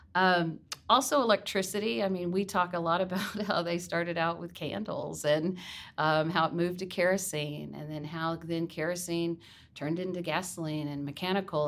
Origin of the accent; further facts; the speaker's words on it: Garland, Texas, United States; also born or lived in Jackson, Mississippi; grew up in Garland in the Rowlett area